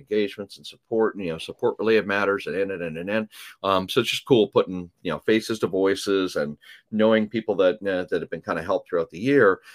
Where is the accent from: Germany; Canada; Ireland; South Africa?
Canada; accent: Canadian raising ("oats and abouts"); moved away; I am originally from Canada